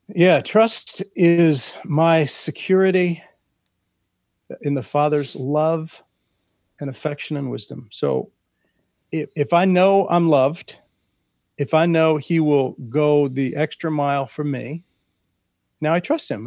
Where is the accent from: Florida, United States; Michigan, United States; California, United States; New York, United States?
California, United States; Central; in my father's vineyard growing up in Central California